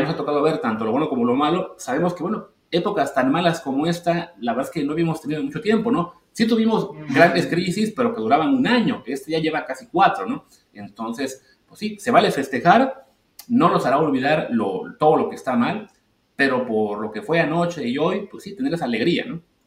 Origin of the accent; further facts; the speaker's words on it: Mexico; como, prensa mexicana